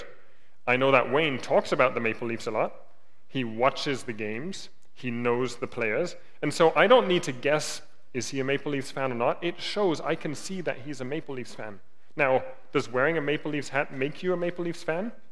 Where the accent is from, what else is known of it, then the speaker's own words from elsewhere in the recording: Germany; moved away; I grew up in Germany